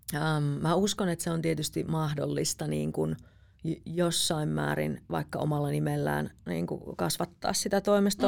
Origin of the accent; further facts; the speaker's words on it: Jyväskylä, Central Finland, Finland; now in Helsinki, Finland; mä oon kasvanut Keski-Suomessa